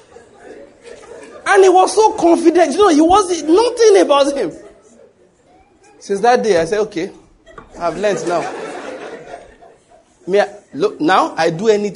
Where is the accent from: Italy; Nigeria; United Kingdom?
Nigeria; If you live in Nigeria like me, I've always lived